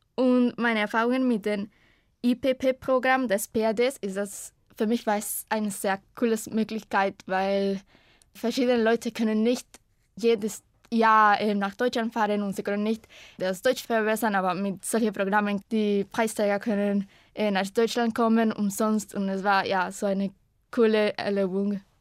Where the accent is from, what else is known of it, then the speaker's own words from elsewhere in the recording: Costa Rica; German is a second language; ich komme aus Costa Rica und ich bin 2001 geboren